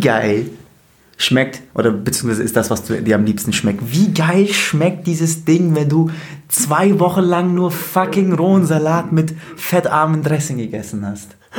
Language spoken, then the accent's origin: German; Bavaria, Germany; Ich komme aus Bayern